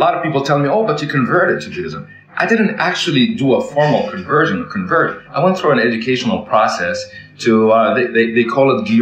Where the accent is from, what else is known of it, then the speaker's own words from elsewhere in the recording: Kuwait; also born or lived in Canada / Toronto / Florida; now in Jerusalem, Israel; I was born in Kuwait, born and raised in Kuwait.